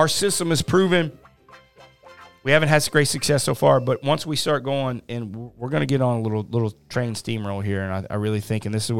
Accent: Midwest, United States; I'm from the Midwest

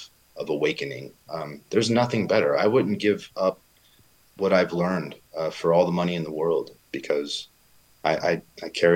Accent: Los Angeles, California, United States; also born or lived in Van Nuys, California; now in Santa Clarita, United States; I was raised in Northridge.

